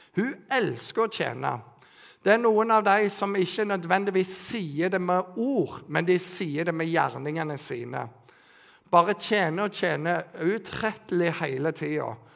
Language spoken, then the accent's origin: Norwegian; Bryne, Rogaland, Norway; jeg vokste opp i Bryne misjonskirke